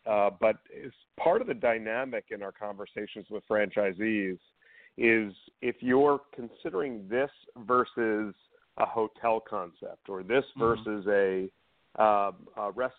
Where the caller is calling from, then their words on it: Canton, Massachusetts, United States; I'm calling from our global headquarters in Canton, Massachusetts.